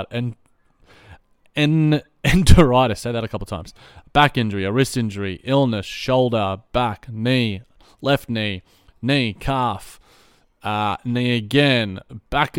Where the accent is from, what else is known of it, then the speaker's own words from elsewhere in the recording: Australia; as an Aussie